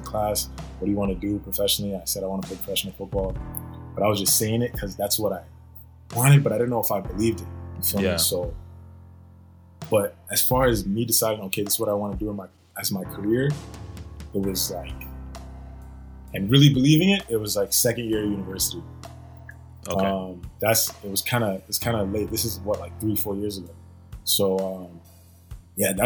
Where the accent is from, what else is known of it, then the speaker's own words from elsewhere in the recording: Katy, Texas, United States; also born or lived in New Orleans, Louisiana; now in Ottawa, Canada; growing up in Texas, in Katy, Texas.